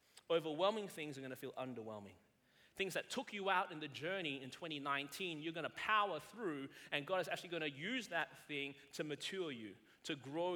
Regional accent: Melbourne, Victoria, Australia; moved away as an adult; now in South Carolina, United States; I was born and raised in Melbourne, Australia.

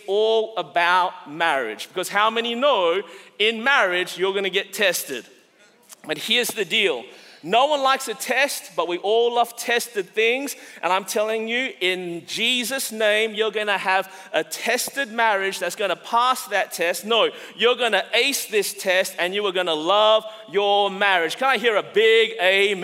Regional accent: Australia; now in United States; As an Australian living in America

